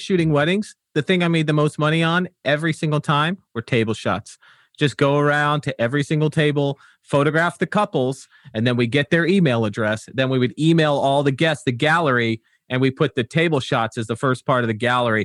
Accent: Wolverhampton, West Midlands, United Kingdom; now in United States; I was born in Wolverhampton. Uh, that's, that's where I hail from.

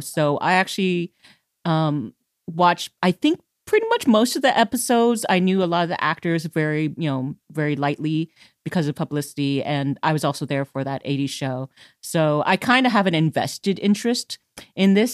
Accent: United States; as an American

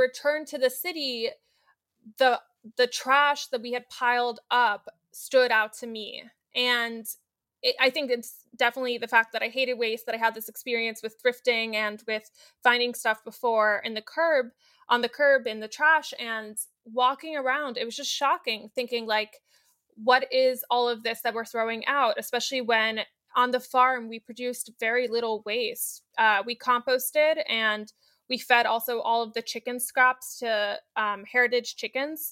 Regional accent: New York City, New York, United States; I grew up in New York City

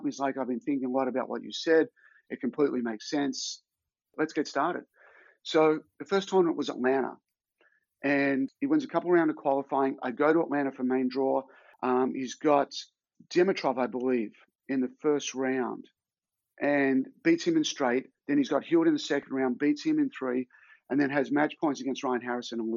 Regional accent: Australia; my hometown in Australia

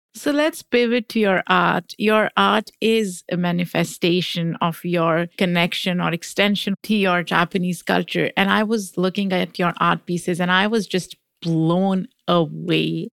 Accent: Pakistan; moved away as an adult; now in United States; I grew up in Pakistan. I came here in my 20s

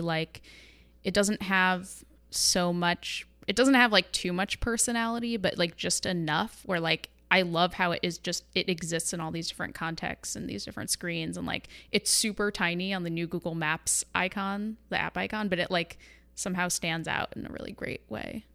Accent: New York, United States; moved away as an adult; also born or lived in Manhattan / Los Angeles; now in San Francisco, United States; I hail from New York

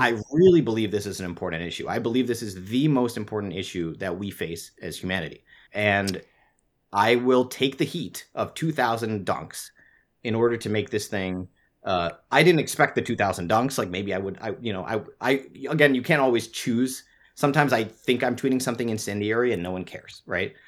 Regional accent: Singapore; I grew up in Singapore, which does not have free speech

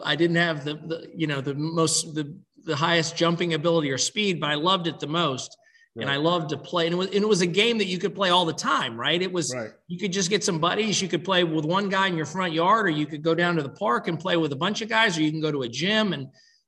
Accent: Laurel Bay, South Carolina, United States; growing up in Laurel Bay, South Carolina

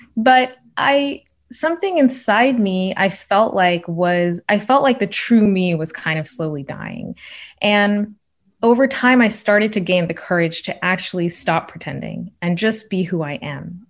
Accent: Shawnee, Oklahoma, United States; moved away; I'm the oldest child of immigrants from India growing up in Shawnee, Oklahoma in the eighties and nineties

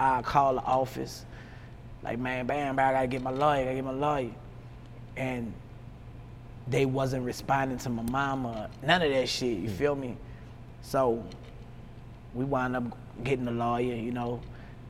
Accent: the South, United States; I'm from the South

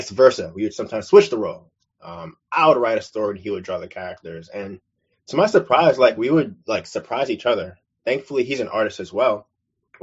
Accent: New York City, New York, United States; where I'm from, was born and raised in Brooklyn, New York

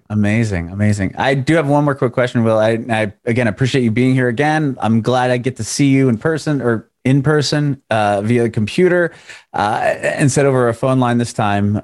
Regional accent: San Diego, California, United States; moved away as an adult; also born or lived in Middle Tennessee; now in Nashville area, United States; I'm originally from San Diego.

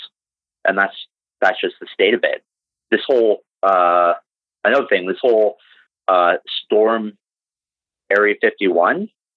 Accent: Canada; I'm from Canada

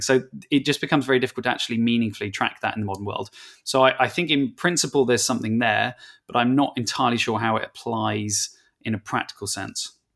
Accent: England, United Kingdom; I'm English

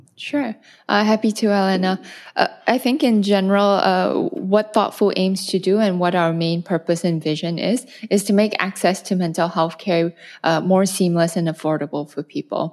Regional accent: Malaysia; moved away as an adult; also born or lived in North America / Europe / China / Hong Kong; now in Singapore; I'm originally Malaysian. I'm based in Singapore now, but I've spent the last fifteen years abroad.

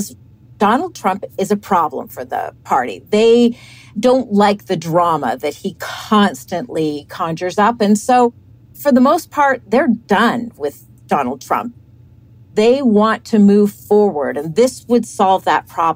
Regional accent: United States; I'm an American too, and I have children in this country. I live in this country

